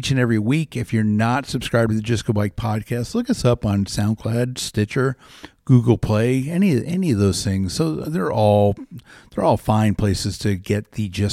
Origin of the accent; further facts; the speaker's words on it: Florida, United States; also born or lived in Jersey City, New Jersey / Englishtown, New Jersey; now in Des Moines, United States; I grew up in Florida